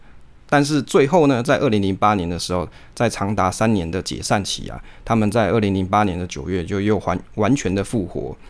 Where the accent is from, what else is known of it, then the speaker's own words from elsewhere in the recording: Taiwan; 可是那个时间啊，往往都不是我们就是台湾人上班族的连假时候